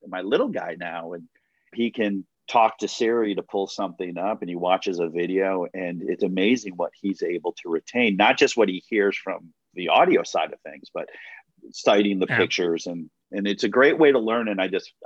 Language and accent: English; Chicago area, Illinois, United States; how many kids from my hometown have gone to Los Angeles